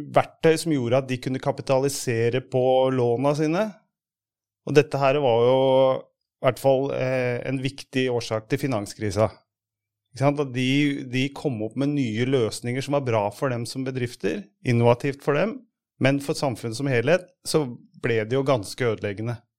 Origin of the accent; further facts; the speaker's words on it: Hamar, Innlandet, Norway; jeg kommer fra Hamar